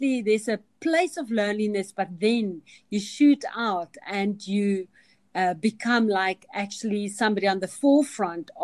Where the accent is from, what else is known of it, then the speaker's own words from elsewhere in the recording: Kalahari, banks of the Orange River, Northern Cape, South Africa; I grew up in the Kalahari